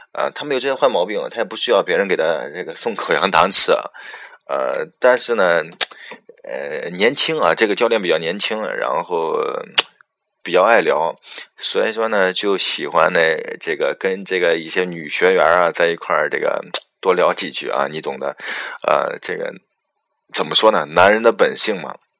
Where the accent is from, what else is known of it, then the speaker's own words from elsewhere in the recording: Henan, China; accent: Henan dialect; 就是我们河南话说就是，呃，就是比较漏能